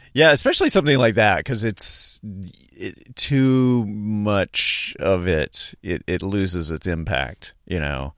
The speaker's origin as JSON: {"language": "English", "town": "Charlotte", "region": "North Carolina", "country": "United States", "moved": "yes", "said": "I'm from North, North Carolina originally, Charlotte"}